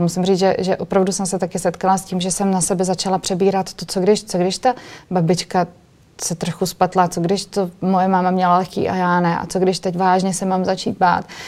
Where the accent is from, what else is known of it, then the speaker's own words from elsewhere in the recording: Moravia, Czechia; also born or lived in Brno; ve Vyškově u nás na Moravě